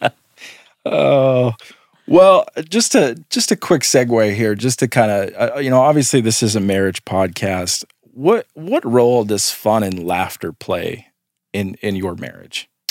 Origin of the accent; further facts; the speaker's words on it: Midwest, United States; for a lot of us in the Midwest here, we grew up in pretty conservative churches